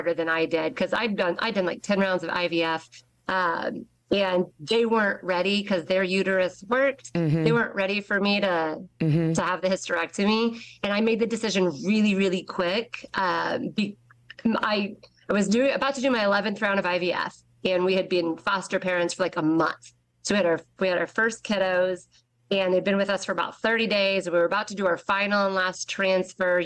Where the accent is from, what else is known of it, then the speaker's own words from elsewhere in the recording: Westfield, Indiana, United States; I was born and raised in Westfield